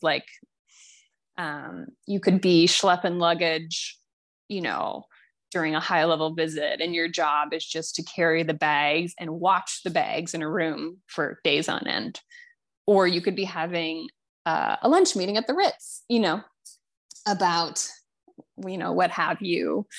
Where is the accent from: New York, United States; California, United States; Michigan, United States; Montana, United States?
Montana, United States; So, you know, I'm from Montana, and, you know, I'm getting my hair cut in Montana last week